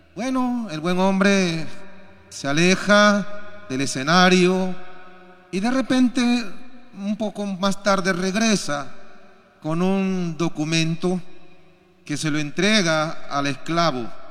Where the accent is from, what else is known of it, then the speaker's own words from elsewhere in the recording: Peru; Y nosotros también como peruanos